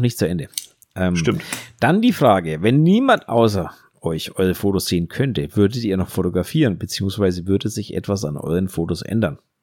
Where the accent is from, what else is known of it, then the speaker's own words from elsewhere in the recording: Germany; wir machen uns da als Deutsche